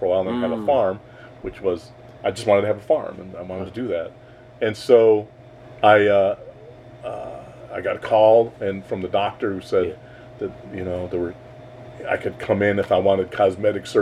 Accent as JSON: {"language": "English", "town": "Chicago", "region": "Illinois", "country": "United States", "also_born_or_lived": "Arkansas", "moved": "as an adult", "said": "I'm from Chicago, we're not Southern"}